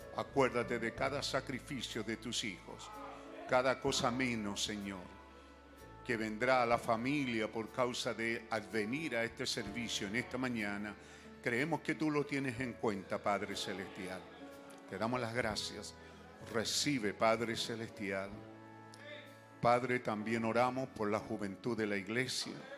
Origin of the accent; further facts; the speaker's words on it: Chile; somos, re chilenos